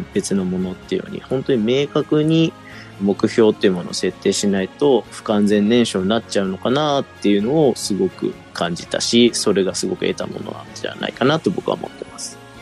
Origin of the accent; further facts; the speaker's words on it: Toyohashi, Aichi, Japan; 僕は地元の豊橋で今も活動していまして